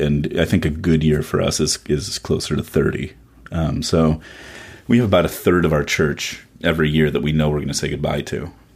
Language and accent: English; Chicago, Illinois, United States; now in Washington, D.C., United States; I grew up mostly in Chicago